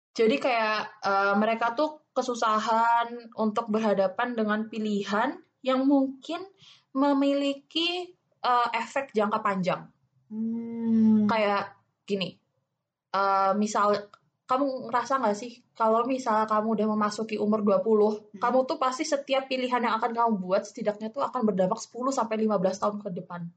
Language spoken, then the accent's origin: Indonesian; Java, Indonesia; accent: Javanese; aku Jawa